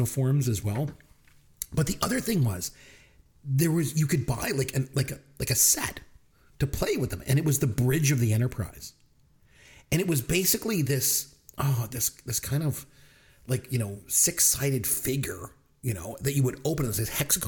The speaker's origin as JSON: {"language": "English", "country": "Canada", "said": "I'm Canadian"}